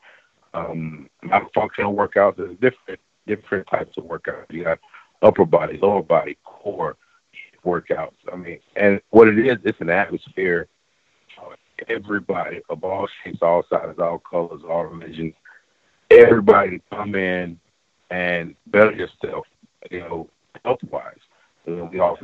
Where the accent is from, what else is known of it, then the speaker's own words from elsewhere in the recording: right outside of Atlanta, Georgia, United States; I'm from Georgia, right outside of Atlanta